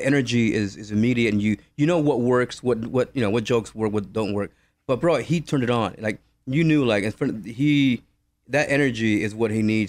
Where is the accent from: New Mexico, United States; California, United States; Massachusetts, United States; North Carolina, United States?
California, United States; Los Angeles; also born or lived in Michoacán, Mexico; So I'm pretty much a Valley dude. I grew up in the Valley.